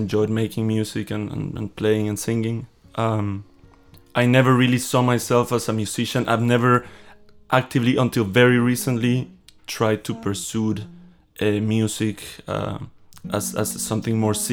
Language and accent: English; Guatemala; moved away as an adult; now in Berlin, Germany; I'm from Guatemala, born in Guatemala, and yeah, been in Berlin for 5 years